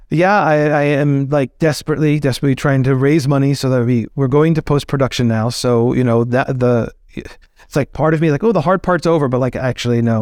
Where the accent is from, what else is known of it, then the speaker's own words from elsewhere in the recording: outside of New York City, United States; growing up outside of New York City, during that time period